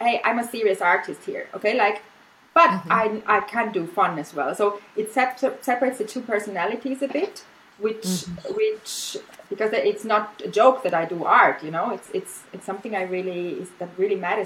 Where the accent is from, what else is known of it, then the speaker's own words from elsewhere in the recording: Austria; first language German; English is a second language; moved away as an adult; now in Spain; I teach German, which is like my native language. It's the language we speak in Austria. We speak German.